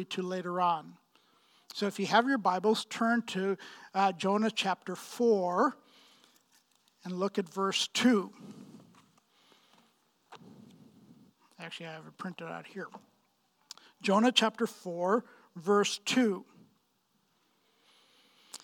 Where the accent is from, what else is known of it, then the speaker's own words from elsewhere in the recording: Pakistan; moved away; I'm from Pakistan. Right, I grew up in Pakistan and was born and bred there, and 6 miles from the Indian border